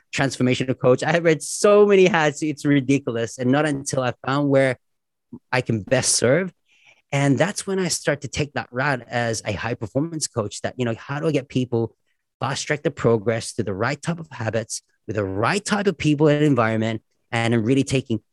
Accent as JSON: {"language": "English", "country": "Australia", "said": "as an Aussie"}